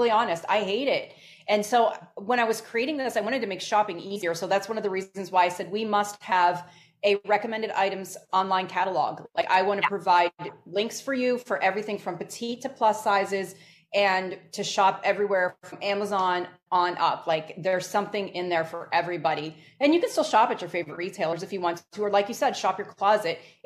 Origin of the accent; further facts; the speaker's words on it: Northeast, United States; I grew up in the Northeast